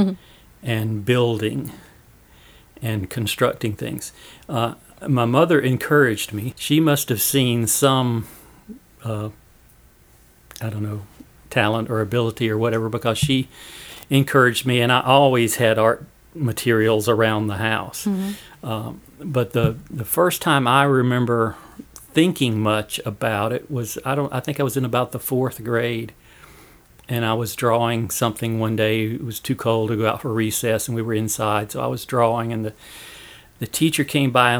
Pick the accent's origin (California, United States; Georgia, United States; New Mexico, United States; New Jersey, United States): Georgia, United States; Thomaston; growing up in Thomaston, it was very idyllic